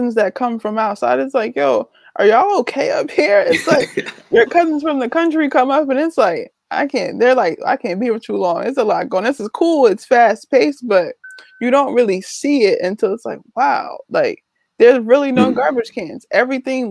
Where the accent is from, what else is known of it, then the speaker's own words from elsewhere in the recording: Newark, New Jersey, United States; I'm from Newark